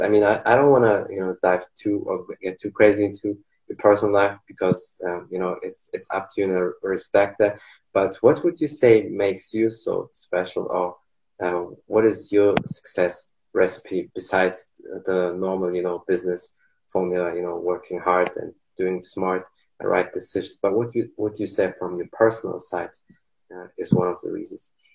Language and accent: English; Germany; English is a second language; I'm here from Germany, so I know my English is not perfect